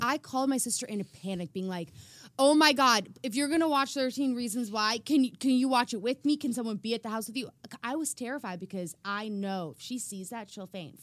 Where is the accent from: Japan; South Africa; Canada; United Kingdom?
South Africa; now in United States; we all went to South Africa and did a singing tour in my home country